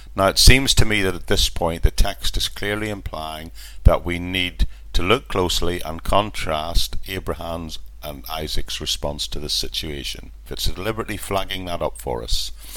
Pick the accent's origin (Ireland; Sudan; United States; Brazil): Ireland; when I was growing up in Ireland